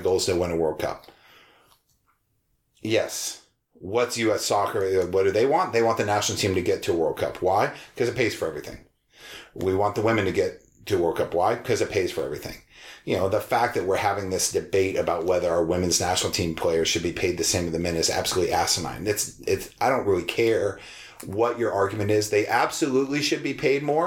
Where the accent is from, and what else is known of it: United States